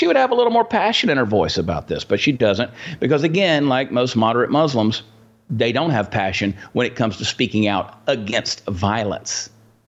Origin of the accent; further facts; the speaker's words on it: United States; American people